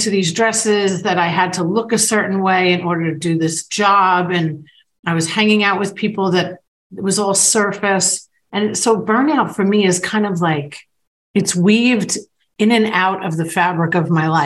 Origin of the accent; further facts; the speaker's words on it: New York, United States; moved away; I was from New York